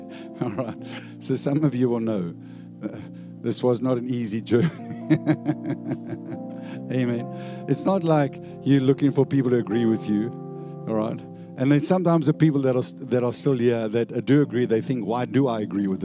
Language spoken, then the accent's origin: English; South Africa; now in Perth, Australia; I used to be South African, I'm now an Aussie.